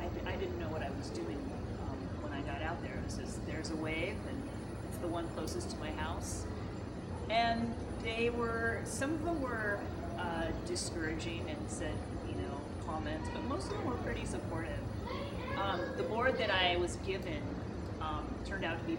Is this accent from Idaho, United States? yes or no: no; the Bay Area, California, United States; I grew up in California, in the Bay Area